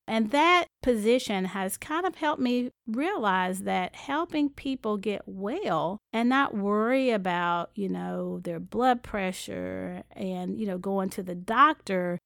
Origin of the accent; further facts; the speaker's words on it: High Point, North Carolina, United States; I'm from High Point, North Carolina, and it's a small town. When I graduated high school, said, "I'm leaving and I'm never coming back."